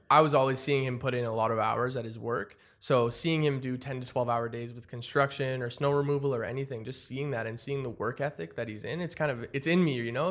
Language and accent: English; Ottawa, Ontario, Canada; I'm from Ottawa